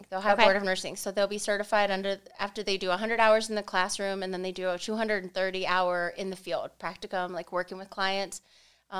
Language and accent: English; Dover, Ohio, United States; I was born and raised in Dover